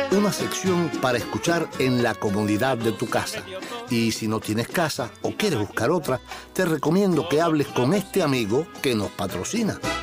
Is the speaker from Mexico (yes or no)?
no; Cuba; Somos los cubanos